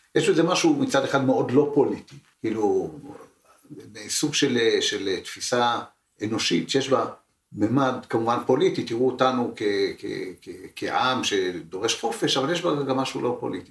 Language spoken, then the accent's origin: Hebrew; Israel; שנולדתי פה ולא נולדתי שם